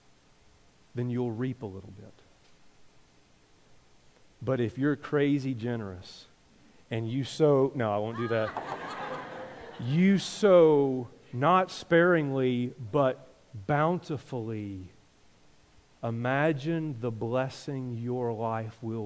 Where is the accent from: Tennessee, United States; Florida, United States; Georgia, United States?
Tennessee, United States; moved away; I grew up in Tennessee.